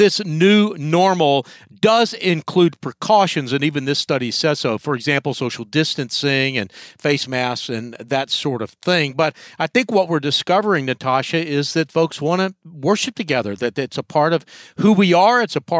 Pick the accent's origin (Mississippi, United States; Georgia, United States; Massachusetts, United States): Georgia, United States; Atlanta; I was from Atlanta and knew the Stanleys pretty well when I was growing up.